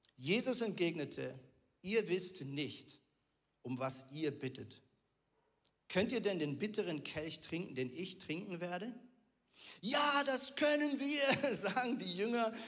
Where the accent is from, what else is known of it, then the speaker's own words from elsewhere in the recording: Switzerland; ich bin Schweizer und Muoti auf Schweizerdeutsch heißt Mama